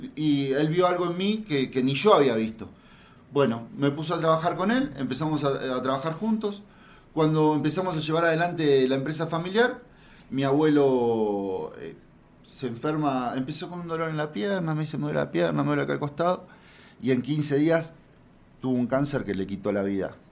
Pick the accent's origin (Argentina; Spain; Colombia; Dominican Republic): Argentina; moved away as an adult; now in Mexico; soy argentina, lo pueden notar por mi tono